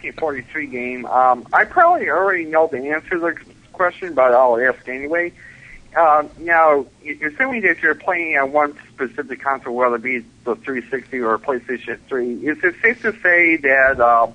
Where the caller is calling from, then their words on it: Buffalo, New York, United States; from Buffalo.